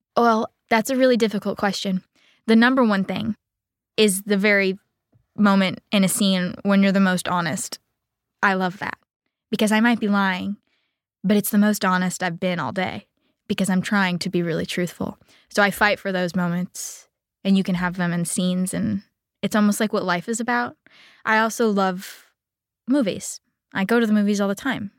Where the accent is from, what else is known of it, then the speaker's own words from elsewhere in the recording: Coral Gables, Florida, United States; I grew up in Coral Gables, Miami, Florida on a golf course